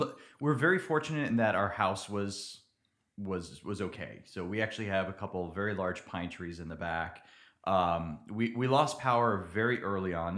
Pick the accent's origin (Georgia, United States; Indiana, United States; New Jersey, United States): New Jersey, United States; moved away as an adult; also born or lived in Dallas-Fort Worth, Texas / central Pennsylvania; now in Nacogdoches, United States; I grew up in New Jersey